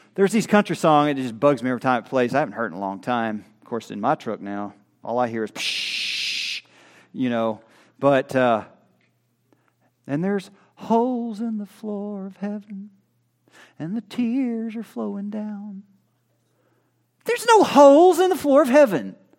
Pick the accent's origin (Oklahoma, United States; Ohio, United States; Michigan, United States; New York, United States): Oklahoma, United States; I'm from Oklahoma